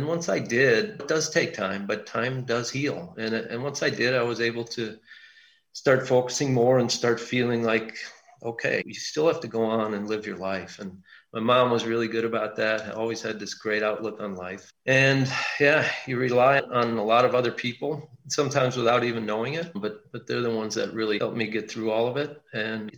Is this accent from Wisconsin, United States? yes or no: yes; Milwaukee, Wisconsin, United States; we're from Milwaukee.